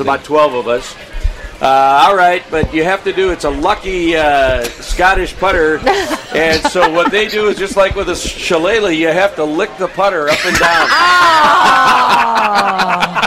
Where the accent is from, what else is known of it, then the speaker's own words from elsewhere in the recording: Minneapolis, Minnesota, United States; I grew up in the Twin Cities